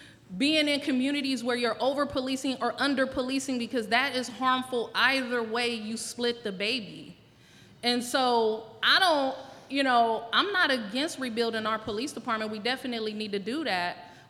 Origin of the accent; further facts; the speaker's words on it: California, United States; Being that I came from West County